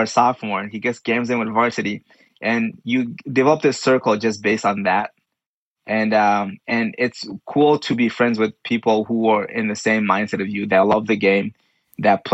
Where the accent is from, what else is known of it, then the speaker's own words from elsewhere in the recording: Mali; moved away; a fellow Malian